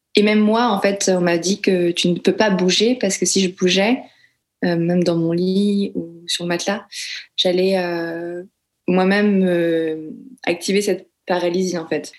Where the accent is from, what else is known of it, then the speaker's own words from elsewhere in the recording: France; je suis née en France et j'ai grandi en France par une mère française et euh, un père laotien